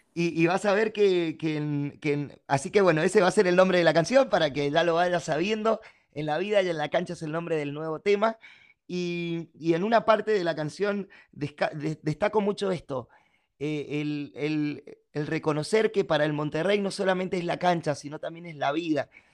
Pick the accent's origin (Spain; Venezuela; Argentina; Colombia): Argentina; Mendoza; acá en Mendoza, en mi tierra.